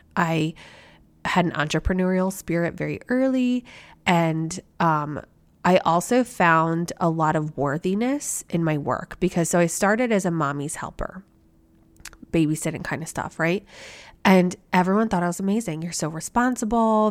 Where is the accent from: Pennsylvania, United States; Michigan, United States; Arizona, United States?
Pennsylvania, United States; Philadelphia; born and bred a Phillies fan growing up in the Philadelphia area.